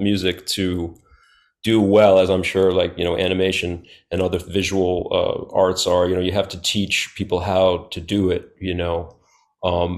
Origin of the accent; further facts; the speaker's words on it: New Orleans, Louisiana, United States; moved away as an adult; now in Texas, United States; I'm from New Orleans, and I've been in Texas for about 6 years.